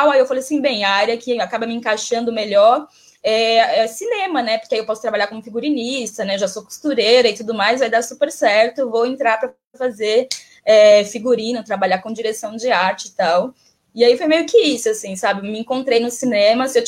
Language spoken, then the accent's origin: Portuguese; Bahia, Brazil; moved away; E, e aí quando eu me desloco, eu sou baiana, né? Quando eu me desloco da, do, da Bahia para o Sudeste e tudo mais